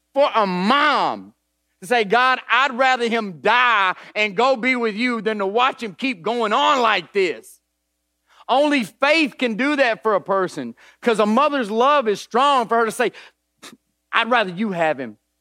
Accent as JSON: {"language": "English", "town": "Nashville", "region": "Tennessee", "country": "United States", "tie": "born or raised there", "said": "I grew up in East Nashville"}